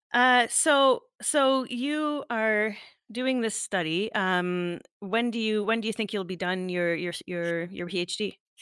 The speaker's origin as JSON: {"language": "English", "country": "Canada", "said": "I'm Canadian"}